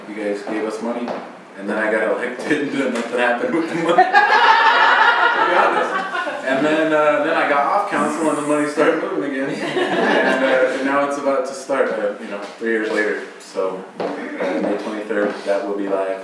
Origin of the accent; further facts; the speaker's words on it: Bishop, California, United States; I live in Bishop and I'm from Bishop